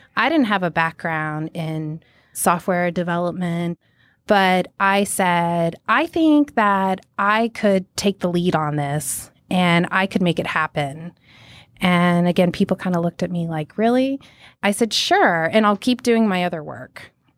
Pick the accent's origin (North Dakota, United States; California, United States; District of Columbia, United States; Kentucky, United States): North Dakota, United States; Minot; also born or lived in Montana; I was born in Minot, North Dakota